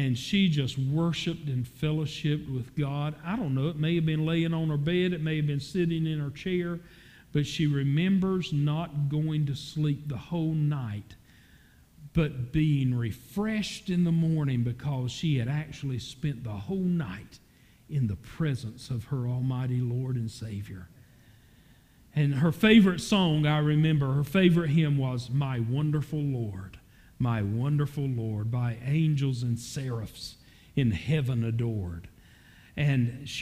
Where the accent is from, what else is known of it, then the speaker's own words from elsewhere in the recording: Falcon, North Carolina, United States; I was raised in Falcon, in addition to living there now